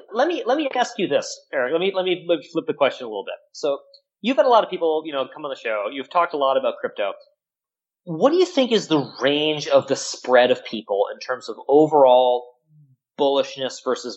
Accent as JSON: {"language": "English", "country": "Canada", "said": "I mean, I'm Canadian, so we have single-payer healthcare that works, so blame me."}